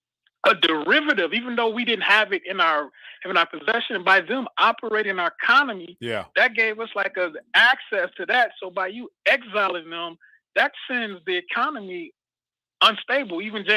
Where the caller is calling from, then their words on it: Midwest, United States; from the Midwest.